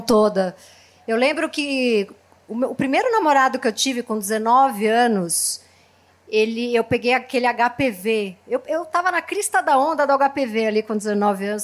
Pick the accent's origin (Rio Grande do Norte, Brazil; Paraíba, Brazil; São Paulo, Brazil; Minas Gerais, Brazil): São Paulo, Brazil; Eu nasci na Zona Leste